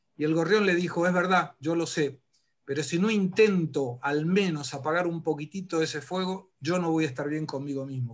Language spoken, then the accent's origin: Spanish; Argentina; moved away; yo sí volvería para morirme en la República Argentina